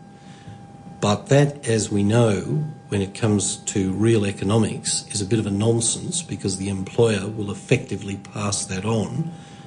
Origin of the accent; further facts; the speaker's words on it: Sydney, New South Wales, Australia; first language Hungarian; English is a second language; I was born here